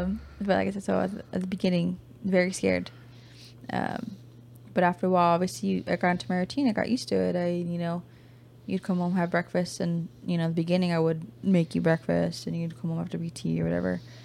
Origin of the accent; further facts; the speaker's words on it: California, United States; moved away as an adult; also born or lived in Louisiana / Texas; we're from California